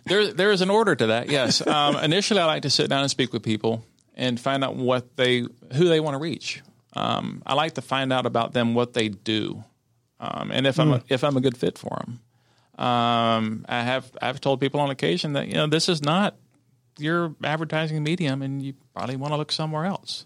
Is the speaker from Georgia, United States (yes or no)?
yes; Cherokee County, Georgia, United States; I grew up in Cherokee County, and um, I'm married a Cherokee County girl